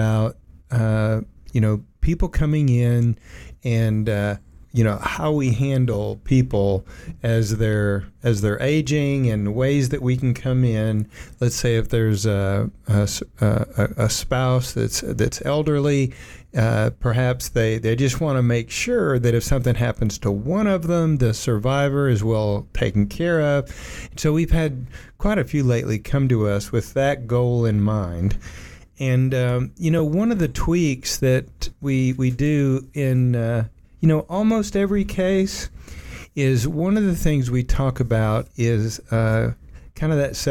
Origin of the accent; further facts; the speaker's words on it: Oak Ridge, Tennessee, United States; I grew up in Oak Ridge, and we had that big pool in Oak Ridge, the outdoor pool there that was built by the Corps of Engineers